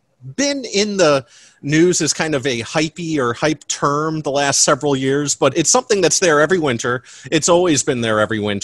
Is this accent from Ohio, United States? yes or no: yes; Cleveland, Ohio, United States; accent: Ohio; moved away; I am from Cleveland. Told there's an Ohio accent.